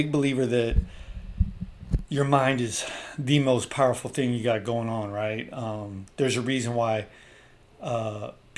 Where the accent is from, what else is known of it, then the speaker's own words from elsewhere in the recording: the Bay Area, California, United States; I'm from the Bay